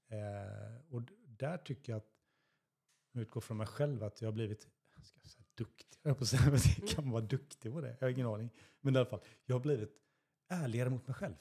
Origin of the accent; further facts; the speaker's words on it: Stenungsund, Västra Götaland, Sweden; moved away as an adult; now in Västervik, Sweden; jag är uppväxt i Stenungsund